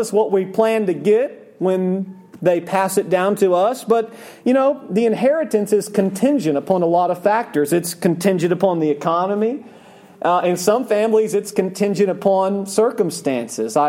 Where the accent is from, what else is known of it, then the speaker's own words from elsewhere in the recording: Oklahoma, United States; I grew up in Oklahoma. I grew up in a city